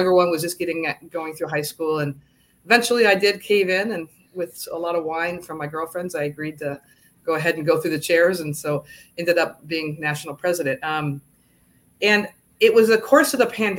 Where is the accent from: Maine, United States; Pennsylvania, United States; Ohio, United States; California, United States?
California, United States; I grew up in California, and in California, everybody's full mechanical